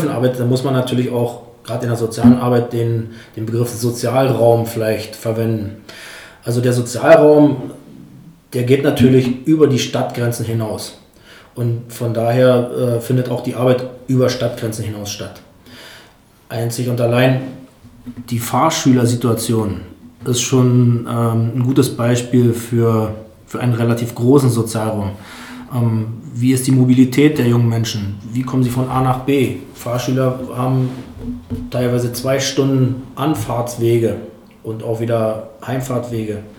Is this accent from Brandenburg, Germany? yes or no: yes; Hennigsdorf, Brandenburg, Germany; now in Uckermark, Germany; Ich bin ursprünglich aus Hennigsdorf. Ah. Aber ich lebe schon ziemlich lange hier in der Uckermark ähm, auf dem Land